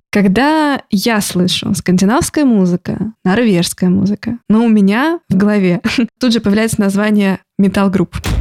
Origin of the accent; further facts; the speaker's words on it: Saint Petersburg, Russia; я тоже из Петербурга